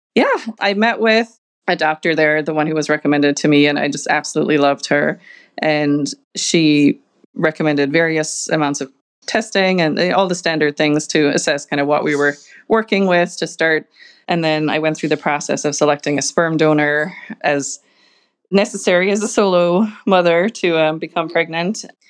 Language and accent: English; Ireland; moved away as an adult; also born or lived in Boston; now in Chicago, United States; I am originally from Ireland, if you can't pick it up from my accent